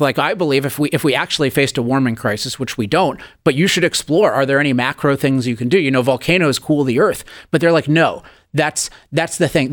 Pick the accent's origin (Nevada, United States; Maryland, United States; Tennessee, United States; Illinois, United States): Maryland, United States; Chevy Chase; now in California, United States; As a kid, I grew up in Chevy Chase, Maryland